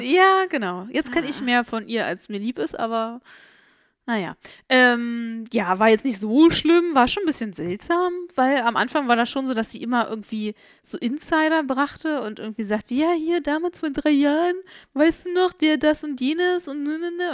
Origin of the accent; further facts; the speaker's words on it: Germany; ich als Deutsche hier wieder, weißt du, als deutsche Kartoffel hoch 10